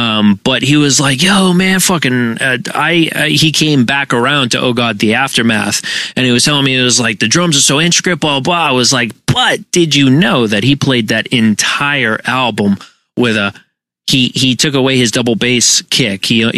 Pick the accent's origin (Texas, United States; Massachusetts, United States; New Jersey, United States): Massachusetts, United States; We're from Massachusetts.